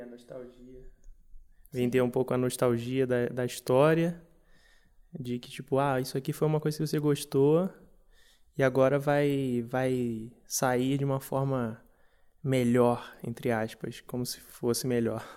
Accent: Brazil; a gente como brasileiros

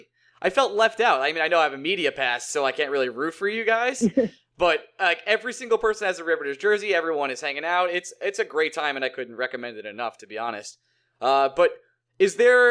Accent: Long Island, New York, United States; I'm from Long Island

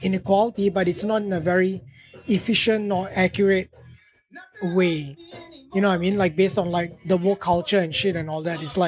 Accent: Malaysia; first language English; moved away

